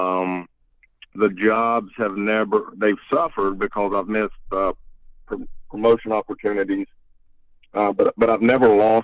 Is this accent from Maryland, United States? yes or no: no; mountains of North Carolina, United States; moved away as an adult; also born or lived in Chattanooga, Tennessee; now in Raleigh, United States; I am originally from the mountains of North Carolina